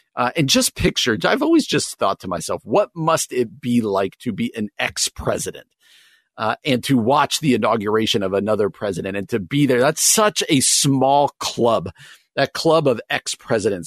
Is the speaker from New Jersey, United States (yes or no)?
yes; New Jersey, United States; moved away as an adult; now in Wheaton, United States; I grew up in New Jersey. uh, about forty-five minutes outside New York City